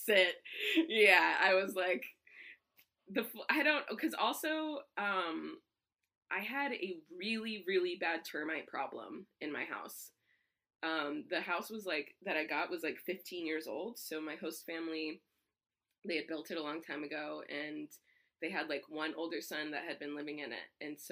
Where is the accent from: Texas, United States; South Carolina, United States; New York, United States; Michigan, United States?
Texas, United States; San Antonio; I grew up in San Antonio, Texas, and that's predominantly Hispanic